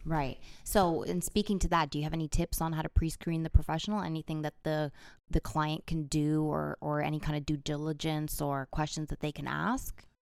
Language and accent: English; Toronto, Ontario, Canada; my hometown, Toronto, Canada